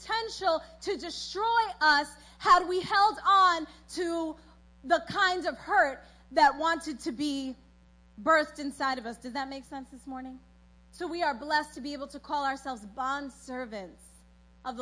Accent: New York, United States; born or raised there; also born or lived in South America

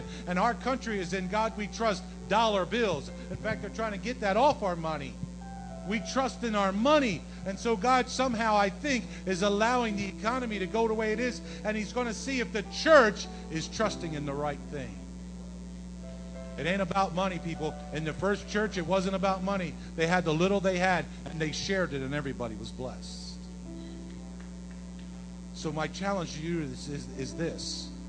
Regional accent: Yorktown, United States; also born or lived in South Jersey / Rhode Island; I come from Yorktown. I come from South Jersey. I was in Rhode Island. And now I'm in New York City.

